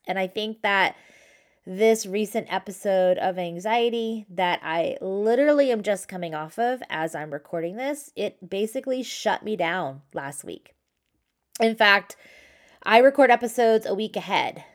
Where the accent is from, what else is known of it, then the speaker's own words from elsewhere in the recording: San Clemente, California, United States; also born or lived in New York; I grew up in San Clemente and I live in Southern California